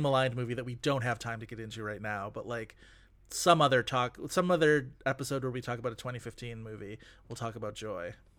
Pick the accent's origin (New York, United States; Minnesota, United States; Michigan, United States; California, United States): New York, United States; Buffalo; my hometown of Buffalo, New York